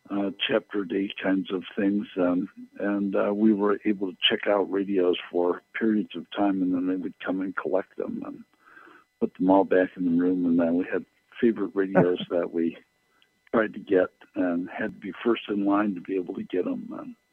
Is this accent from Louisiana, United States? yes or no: no; Kenosha, Wisconsin, United States; And I grew up in Kenosha, Wisconsin, which is right between Chicago and Milwaukee, and so I had like 30 radio stations that were like all local.